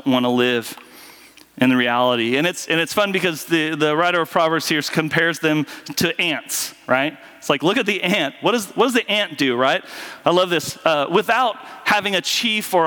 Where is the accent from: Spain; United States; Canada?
United States; Southwest Kansas; I grew up in Southwest Kansas around farmers